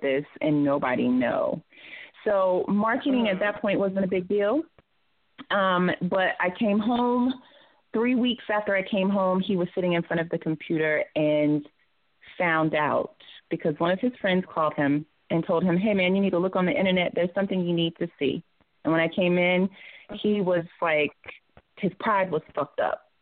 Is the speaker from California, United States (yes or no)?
no; Georgia, United States; now in Atlanta, United States; I'm not originally from Atlanta, but I live here. I am a Georgia peach